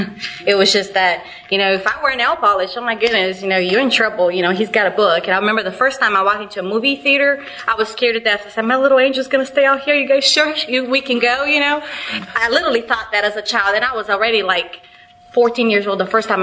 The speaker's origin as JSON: {"language": "English", "country": "Brazil", "tie": "born or raised there", "moved": "yes", "lives_now": "United States", "said": "growing up in Brazil is where I'm from. You know, the religion there, it's very traditional, very judgmental. And then I moved to the United States"}